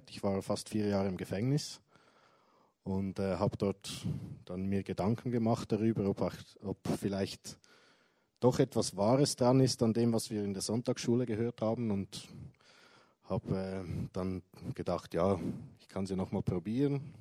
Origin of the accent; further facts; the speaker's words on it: Zurich, Switzerland; Ja, also aufgewachsen bin ich in Zürich, in einer christlichen Familie.